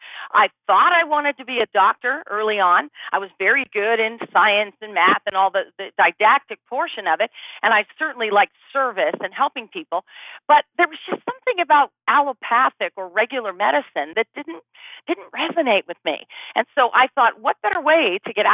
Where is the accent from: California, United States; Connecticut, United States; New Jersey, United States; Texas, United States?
California, United States; Bay Area; moved away as an adult; also born or lived in Los Angeles, California; now in Austin, United States; I grew up in the Bay Area